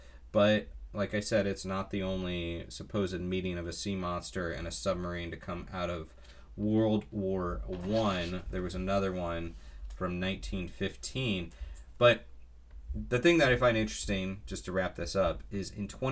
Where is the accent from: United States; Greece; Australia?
United States; Florida; I grew up in Florida